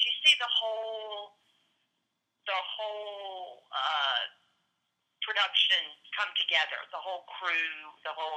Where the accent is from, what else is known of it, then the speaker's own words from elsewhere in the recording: Beaumont, Texas, United States; moved away; Growing up in Beaumont